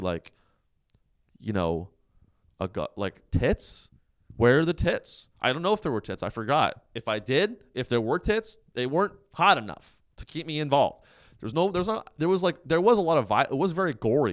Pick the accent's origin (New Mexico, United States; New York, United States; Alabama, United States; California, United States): California, United States; Silicon Valley; I'm from the Silicon Valley